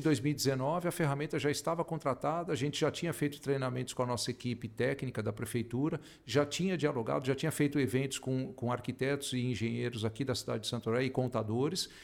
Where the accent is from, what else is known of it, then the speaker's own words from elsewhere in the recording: Brazil; moved away; also born or lived in Australia; voltar para o Brasil aqui estão as minhas raízes